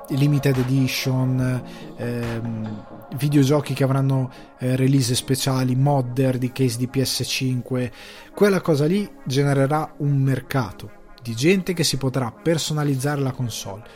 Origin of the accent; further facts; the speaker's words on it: Italy; noi siamo anche europei, siamo anche italiani